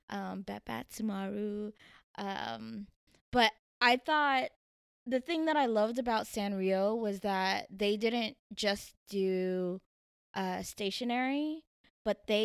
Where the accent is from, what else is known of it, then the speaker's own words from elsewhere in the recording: Tokyo, Japan; born there; I was born on Yokota Air Force Base in Japan, um, but I moved every three years um, to multiple military bases. So I don't really have like one set place